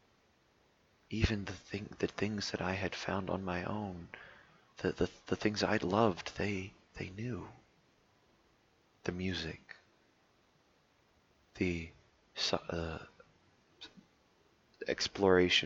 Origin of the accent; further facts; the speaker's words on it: United States; I'm an American.